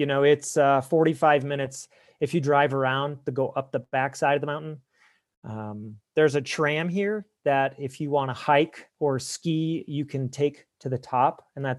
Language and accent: English; Ohio, United States; From Ohio, from the okay. greater Midwest. I had lived on Lake Erie for 11 years prior to moving.